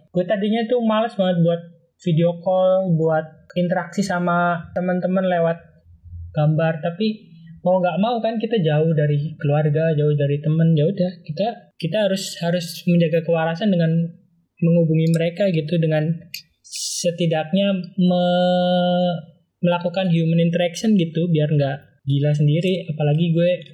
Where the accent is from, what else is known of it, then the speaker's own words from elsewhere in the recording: Cilacap, Central Java, Indonesia; moved away as an adult; also born or lived in Bandung; now in Jakarta, Indonesia; asal dari Cilacap, lahir dan besar di sana, kuliah di Bandung, dan sekarang udah 10 bulan di Jakarta